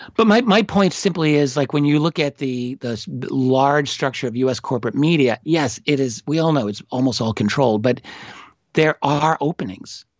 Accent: New York City, New York, United States; I am an American. I'm an American from New York City

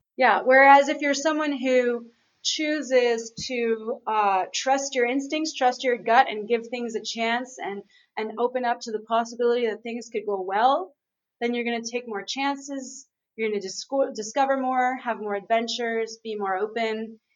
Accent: Montreal, Quebec, Canada; right now I'm in Aruba. I'm in the Caribbean, um, but I'm actually from Montreal.

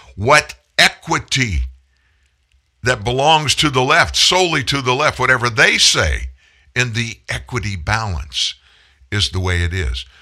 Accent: United States; I'm an American

